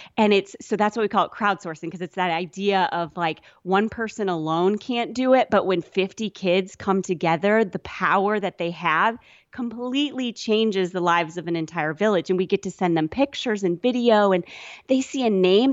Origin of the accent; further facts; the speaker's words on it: Sioux City, Iowa, United States; moved away; I grew up in Iowa in, uh, kind of not on a farm or anything